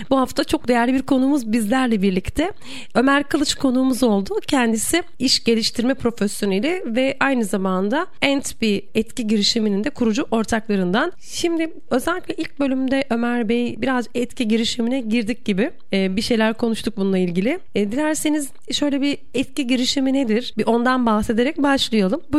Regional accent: Bursa, Turkey; born there; E, ben mesela Bursa doğumluyum.

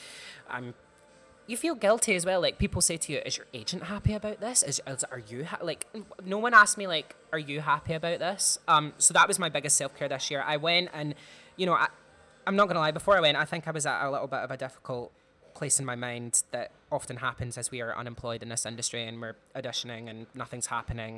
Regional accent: Clydebank, Scotland, United Kingdom; I'm from Clydebank, which is quite like a working class area in Scotland

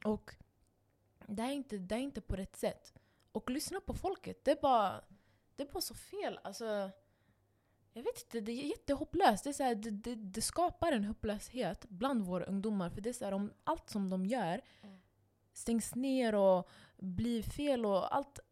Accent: Stockholm, Stockholm County, Sweden; Alltså, för jag växte upp där. Jag växte upp på reaktor. Jag växte upp på eh, Husby ungdomsgård

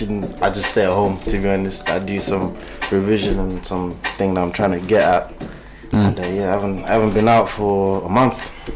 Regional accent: Essex, East London / Rainham, United Kingdom; I'm from East London too.

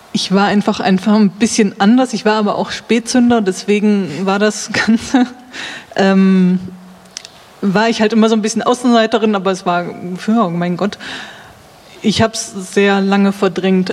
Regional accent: Münsterland, North Rhine-Westphalia, Germany; ich komme aus Nordrhein-Westfalen, Münsterland

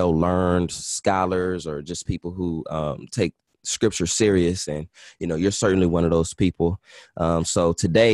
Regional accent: Los Angeles, California, United States; I'm from LA, born and raised, South Central

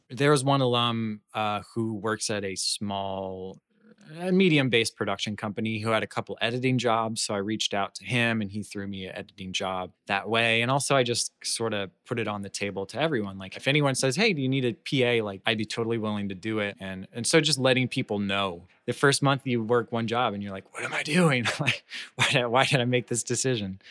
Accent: Orlando, Florida, United States; I'm from Florida. I grew up in Orlando. Um, grew up in Orlando all my life.

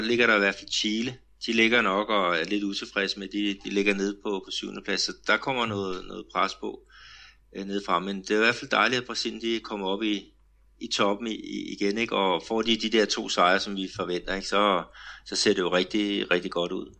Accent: Denmark; now in Brazil; hjemme i Danmark

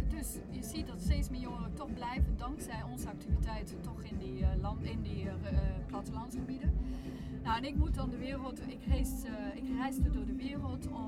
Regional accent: Cameroon; ik speel piano, maar ik ben opgegroeid in Cameroen. Ik was twee toen we daar aankwamen.

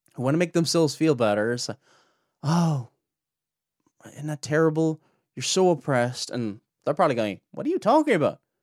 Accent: near Cork City, Munster, Ireland; I'm not from Cork City, but I'm from near Cork City, from the south of Ireland.

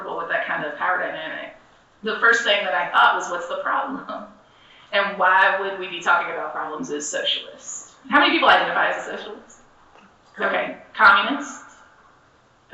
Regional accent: the South, United States; being born and raised as a Southerner

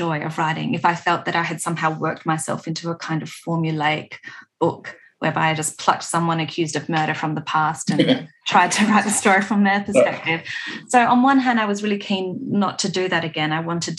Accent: Adelaide Hills, South Australia, Australia; also born or lived in Melbourne; I grew up on Paramount Country in the Adelaide Hills. I live here now.

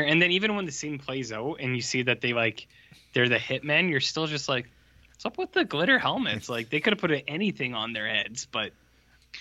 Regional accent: Canada; also born or lived in Colorado; we're Canadian

